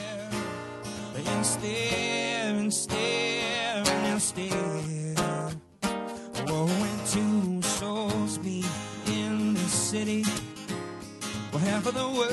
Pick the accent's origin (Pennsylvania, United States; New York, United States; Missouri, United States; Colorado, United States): New York, United States; Buffalo; now in Brooklyn, United States; I grew up in Buffalo